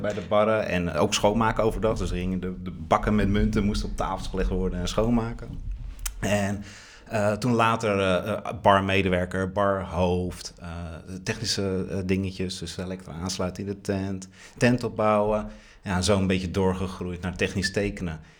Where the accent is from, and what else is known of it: Haarlem, North Holland, Netherlands